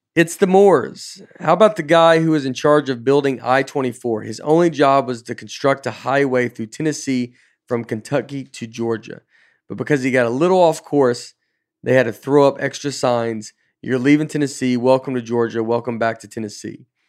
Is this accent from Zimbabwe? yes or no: no; Canada; everybody I have ever known in my life says kitty corner, maybe because we're Canadian.